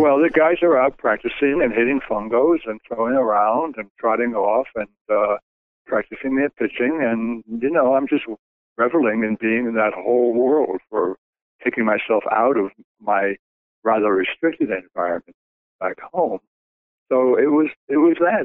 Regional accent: New York City, New York, United States; moved away as an adult; I was born in Bensonhurst, Brooklyn, New York, and I was a Brooklyn kid

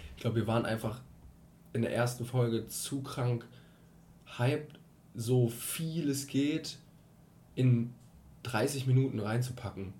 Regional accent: Cologne, North Rhine-Westphalia, Germany; ich bin 22 Jahre alt und ich komme aus Köln.

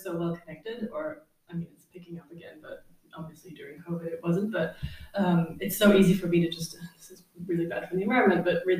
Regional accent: Pakistan; also born or lived in India / Malaysia / Germany / Australia; now in Spain; I was born in India, grew up in Pakistan and Malaysia, then I lived in Australia and California for a while, did also live in Germany for a fair bit of my life

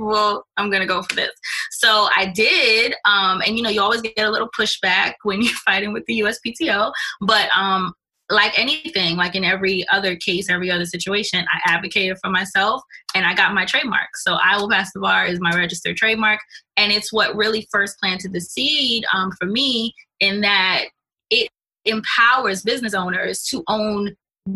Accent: New York City, New York, United States; I'm also Jamaican, born and bred in Brooklyn. I'm from Canarsie originally

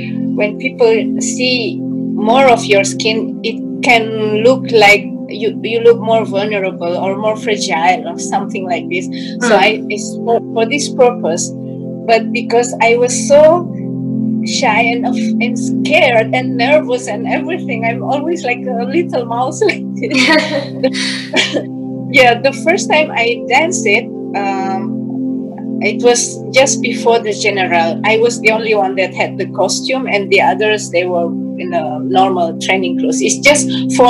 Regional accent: Indonesia; now in Germany; I'm from Indonesia

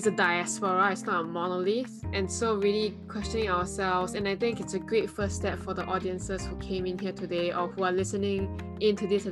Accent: Singapore; moved away as an adult; now in United States; I am Singaporean

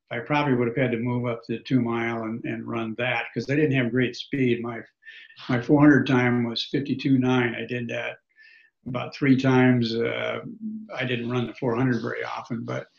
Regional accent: Beatrice, Nebraska, United States; also born or lived in Grand Island, Nebraska; I grew up in Nebraska. It was Beatrice, but I grew up in Nebraska and came back to Nebraska

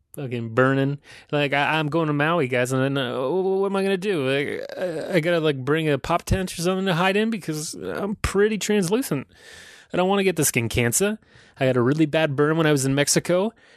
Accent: County Cork, Ireland; now in Toronto, Canada; I wear red because that's the, that's the color of my county in Ireland, County Cork

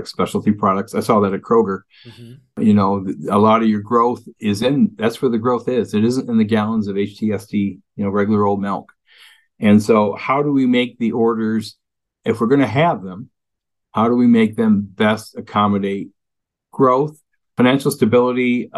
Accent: Western New York, United States; also born or lived in Cincinnati; now in Wisconsin, United States; I was raised with that in Western New York

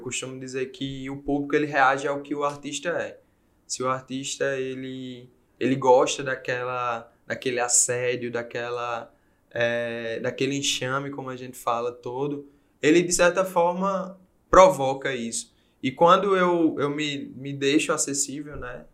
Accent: Paraíba, Brazil; moved away as an adult; also born or lived in Portugal; como nordestino

